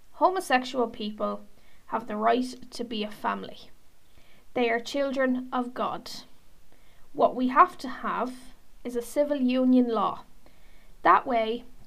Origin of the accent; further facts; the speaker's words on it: Ireland; an Irish LGBT community member